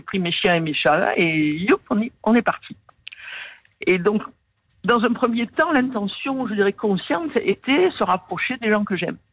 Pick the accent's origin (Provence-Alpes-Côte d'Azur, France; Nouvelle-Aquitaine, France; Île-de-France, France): Provence-Alpes-Côte d'Azur, France; Marseille; accent: Marseille; moved away; also born or lived in Paris; je suis né à Marseille. J'ai passé la plus grande partie de ma vie à Marseille.